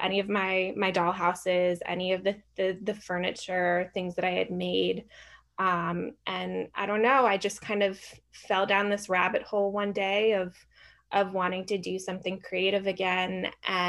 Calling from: New York, United States; I'm calling from my, I guess, library area, but more specifically New York.

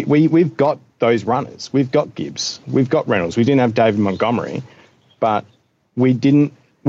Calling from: Australia; I'm calling from Australia.

